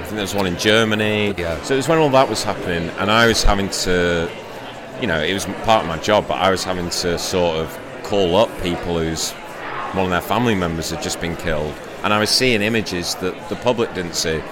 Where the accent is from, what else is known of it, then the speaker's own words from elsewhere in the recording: Shrewsbury, West Midlands, United Kingdom; now in Manchester, United Kingdom; I'm from Shrewsbury originally